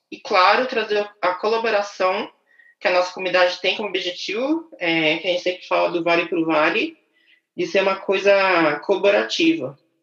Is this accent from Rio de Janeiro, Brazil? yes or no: no; São Paulo, Brazil; also born or lived in Itaquaquecetuba, São Paulo; Nasci em São Paulo, é, sou, ah, eu morei em São Paulo quase a minha vida toda.